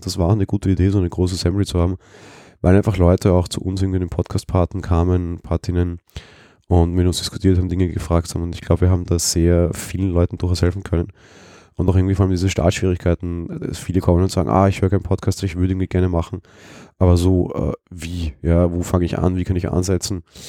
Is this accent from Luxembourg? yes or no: no; Vienna, Austria; ich bin Wiener